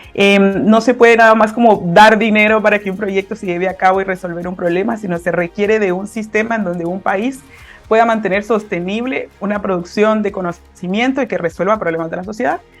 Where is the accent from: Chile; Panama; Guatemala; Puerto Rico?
Guatemala; Guatemala City, Guatemala Department; soy de Guatemala, de la ciudad de Guatemala